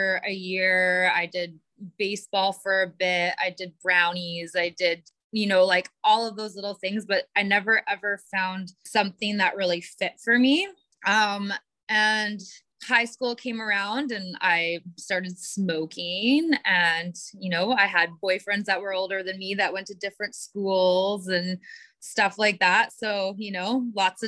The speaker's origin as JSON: {"language": "English", "town": "Prince George", "region": "British Columbia", "country": "Canada", "tie": "born or raised there", "said": "I grew up in Prince George, which is in northern BC"}